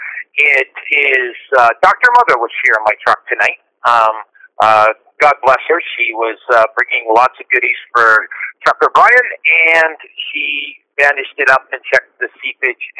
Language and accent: English; Woodstock, Ontario, Canada; I'm sitting in Woodstock, Ontario, my hometown